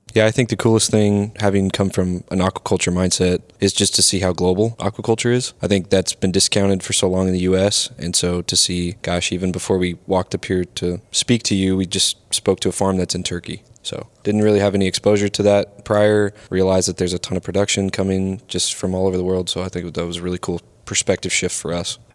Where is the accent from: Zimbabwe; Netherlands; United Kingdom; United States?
United States; the Northwest, Pacific Northwest; now in Miami, United States; growing up in the Northwest